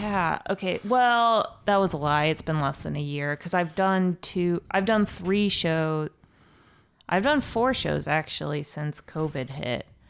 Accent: Ohio, United States; moved away as an adult; also born or lived in Columbus, Ohio; now in Chicago, United States; I'm from Ohio originally, and I went to school in Columbus.

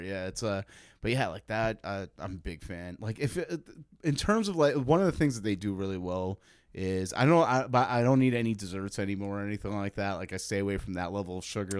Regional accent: New York, United States; now in Chicago, United States; I grew up in New York

